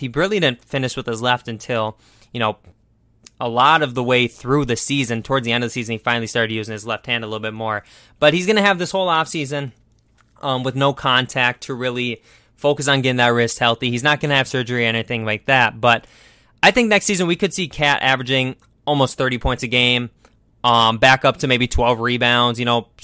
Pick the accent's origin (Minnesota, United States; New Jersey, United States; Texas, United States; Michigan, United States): Minnesota, United States; I'm from Minnesota.